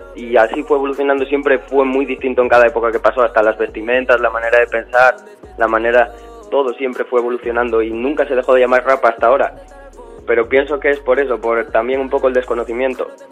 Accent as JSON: {"language": "Spanish", "town": "Gijón", "region": "Asturias", "country": "Spain", "moved": "yes", "lives_now": "Madrid, Spain", "said": "Soy de Asturias"}